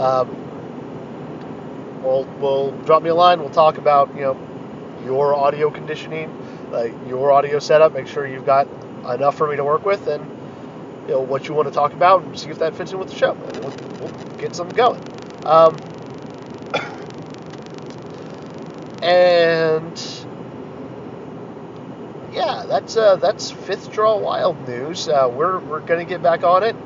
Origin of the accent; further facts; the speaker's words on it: United States; I'm a white cis hetero American dude